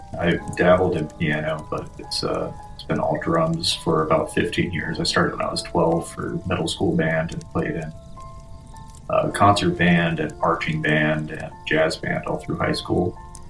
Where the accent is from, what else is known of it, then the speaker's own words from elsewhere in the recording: Kokomo, Indiana, United States; moved away; I'm originally from Kokomo.